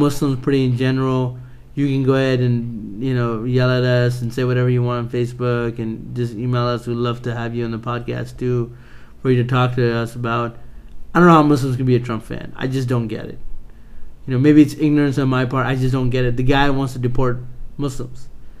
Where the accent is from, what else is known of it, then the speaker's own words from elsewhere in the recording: United Kingdom; Because I'm British.